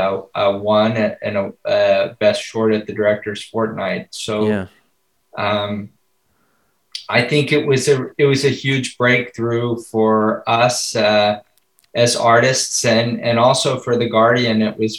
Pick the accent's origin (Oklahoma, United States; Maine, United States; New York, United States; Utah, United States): New York, United States; New York City; I was born in New York City.